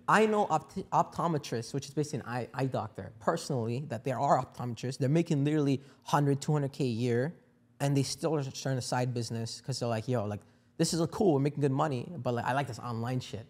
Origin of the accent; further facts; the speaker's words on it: India; I'm from India